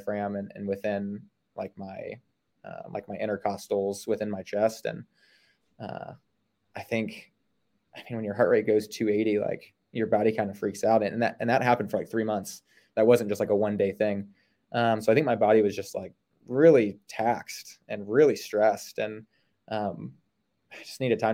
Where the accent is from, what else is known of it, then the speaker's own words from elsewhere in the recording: Ohio, United States; now in Salisbury, United States; I grew up in Ohio, grew up swimming